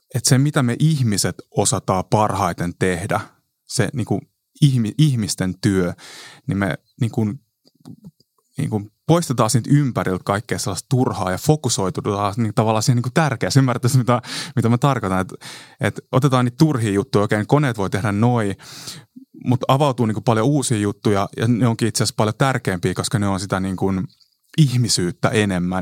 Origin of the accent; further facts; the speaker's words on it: Kotka, Kymenlaakso, Finland; mä oon Kotkasta 90-luvulla kasvanut